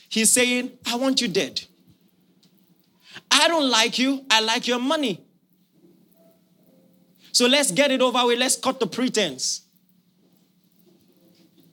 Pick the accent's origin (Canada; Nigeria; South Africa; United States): Nigeria; as a Nigerian